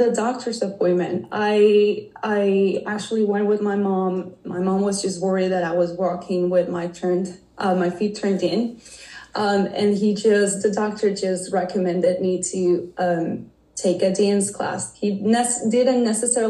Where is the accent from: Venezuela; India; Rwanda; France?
Venezuela; moved away as an adult; now in United States; I was born and raised in Venezuela, and I have been living here in the States for probably the past 10 years.